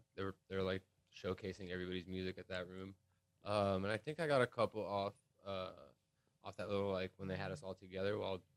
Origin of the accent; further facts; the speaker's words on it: Sharm el-Sheikh, South Sinai, Egypt; also born or lived in Long Beach, California, United States; now in United States; growing up in Egypt, a lot of my friends from back home are DJs and producers